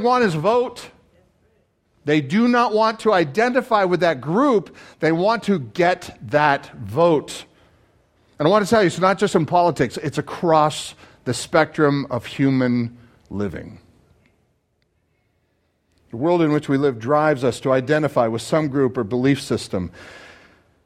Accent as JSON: {"language": "English", "country": "Canada", "moved": "yes", "lives_now": "United States", "said": "You are looking at a Canadian citizen."}